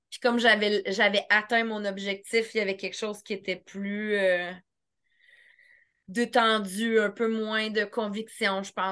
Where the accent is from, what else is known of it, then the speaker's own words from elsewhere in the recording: Eastern Townships, Quebec, Canada; Je viens des cantons de l'Est